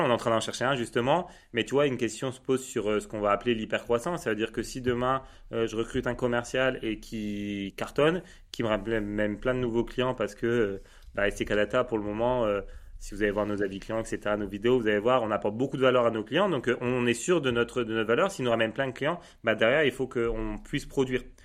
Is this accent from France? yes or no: yes; Lille, Hauts-de-France, France; je suis lillois